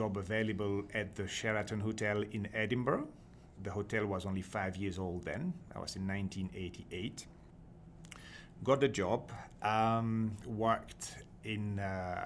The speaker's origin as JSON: {"language": "English", "country": "Belgium", "second_language": "English", "moved": "as an adult", "lives_now": "Scotland, United Kingdom", "said": "I'm from Belgium originally"}